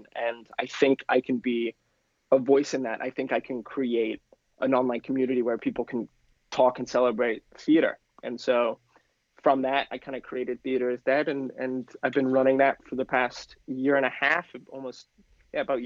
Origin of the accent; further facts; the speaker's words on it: Penarth, Wales, United Kingdom; now in New York, United States; I'm originally from Wales